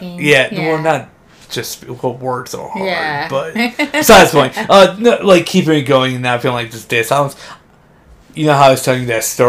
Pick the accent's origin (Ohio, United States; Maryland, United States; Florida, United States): Ohio, United States; moved away; Oh, yeah, I'm from Ohio.